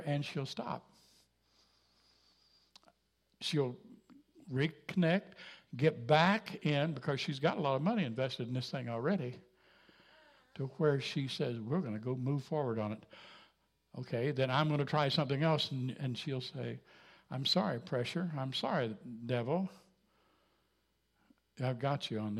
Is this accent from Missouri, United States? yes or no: yes; Jasper, Missouri, United States; I come from Jasper, Missouri